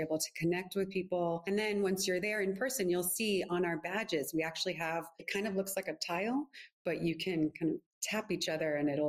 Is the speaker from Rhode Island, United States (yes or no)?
yes; Providence, Rhode Island, United States; moved away; also born or lived in Washington, D.C. / New York; I'm originally from Providence, Rhode Island.